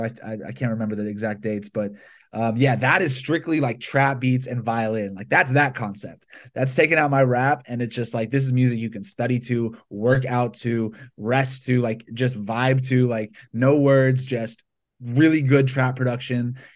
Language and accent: English; Atlanta, Georgia, United States; moved away as an adult; now in Los Angeles, United States; I grew up in Georgia, so I was around bluegrass a lot